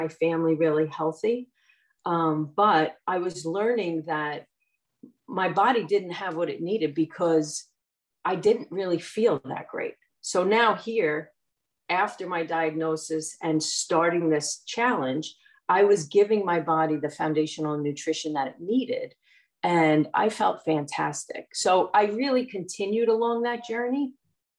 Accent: New Jersey, United States; I'm from Central Jersey and I've lived in New Jersey pretty much my entire life

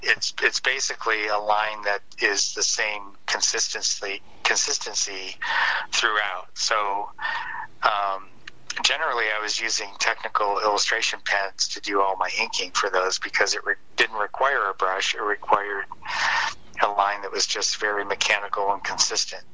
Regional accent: Detroit, Michigan, United States; I grew up in Detroit, Michigan, or outside of Detroit

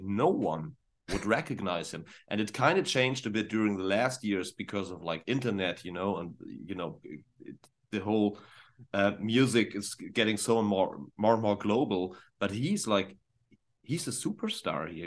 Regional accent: Northern Germany, Germany; English is a second language; for us Germans, when I'm, I'm from the north

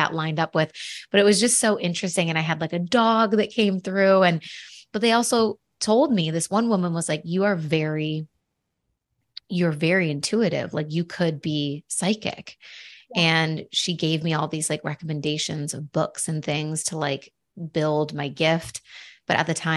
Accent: Buffalo, New York, United States; I'm from Buffalo

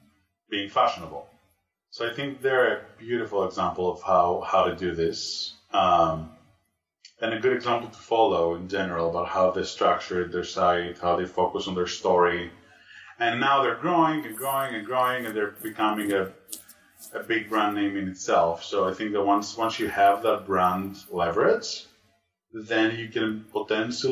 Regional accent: Greece; moved away; I'm originally from Greece.

